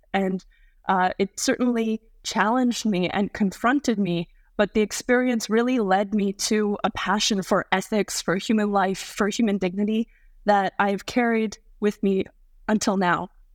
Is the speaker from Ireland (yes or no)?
no; Canada; Being a Canadian